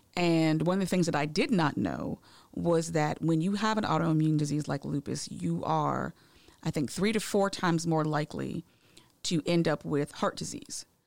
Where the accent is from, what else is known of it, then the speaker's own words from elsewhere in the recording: Massachusetts, United States; now in Georgia, United States; I'm originally from Massachusetts. I didn't know what a Red Rock ginger ale was until I moved to Georgia